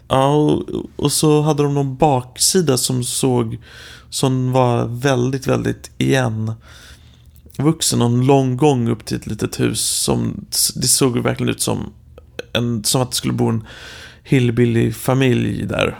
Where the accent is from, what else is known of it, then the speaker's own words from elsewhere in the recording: Sweden; moved away as an adult; jag är från Sverige